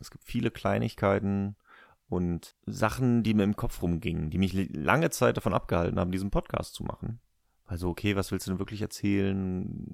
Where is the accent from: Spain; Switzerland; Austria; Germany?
Germany